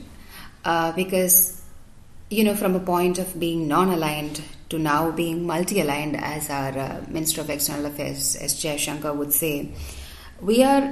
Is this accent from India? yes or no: yes; India; I am an Indian